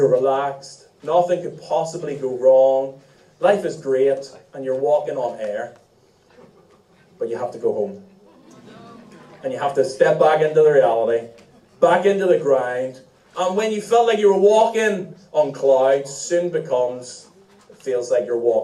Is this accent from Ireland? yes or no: yes; Ireland; as Irish people.